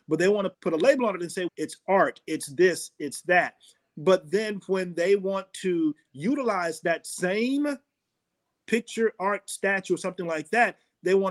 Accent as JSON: {"language": "English", "town": "Fort Myers", "region": "Florida", "country": "United States", "tie": "born or raised there", "said": "growing up in Florida and Fort Myers"}